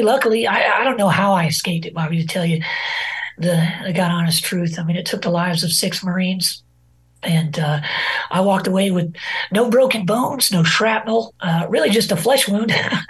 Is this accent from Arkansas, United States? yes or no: yes; Rogers, Arkansas, United States; So I enlisted out of my hometown here in Rogers, Arkansas, back in 2003 at the onset of the war.